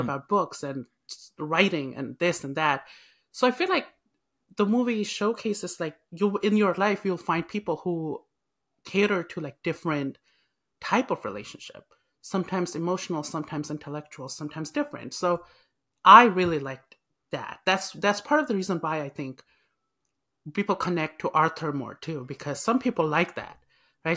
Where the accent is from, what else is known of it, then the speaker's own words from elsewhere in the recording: Nepal; now in United States; I'm Nepalese, so it's, it's always that struggle of, like, you're not Nepalese enough or you're not you know, you're not American now. 'Cause back home, if I go, everybody says, "You are an American now."